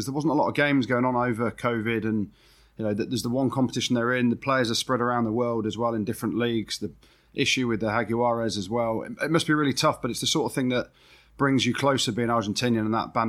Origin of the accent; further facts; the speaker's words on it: England, United Kingdom; Is it all a closed shop so that I can't come down and watch training, or because I'm English and it's a bit awkward now, isn't it?